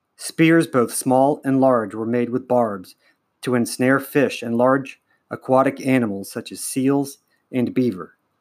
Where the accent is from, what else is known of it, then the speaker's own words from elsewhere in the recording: Ohio, United States; I am from Ohio, in the United States